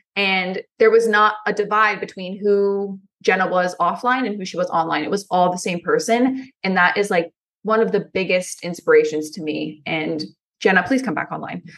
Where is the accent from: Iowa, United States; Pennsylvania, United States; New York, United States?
Pennsylvania, United States; I'm from Pennsylvania. I live in a cornfield